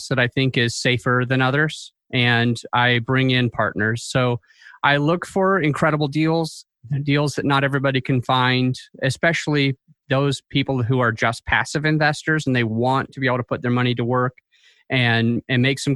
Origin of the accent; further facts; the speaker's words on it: Utah, United States; I'm from Utah